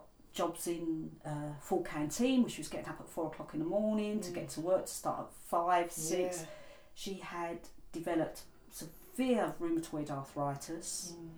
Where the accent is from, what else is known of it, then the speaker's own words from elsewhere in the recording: England, United Kingdom; also born or lived in India; I was born in India. We came to England when I was only two